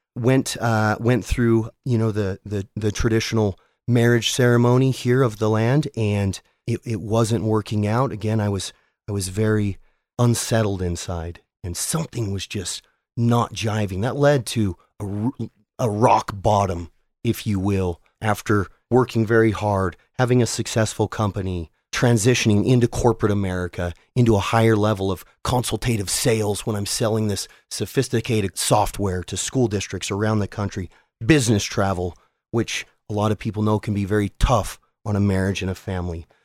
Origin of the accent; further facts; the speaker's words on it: South Jordan, Utah, United States; also born or lived in Salt Lake City, Utah / Murray, Utah; I was born in 1979 in Salt Lake City, Utah. I grew up in South Jordan with a stop along the way in Murray